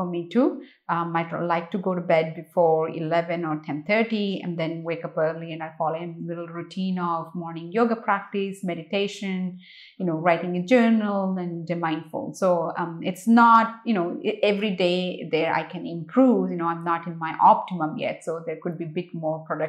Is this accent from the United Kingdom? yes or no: no; India; moved away as an adult; I grew up in India. I only left India when I was 24.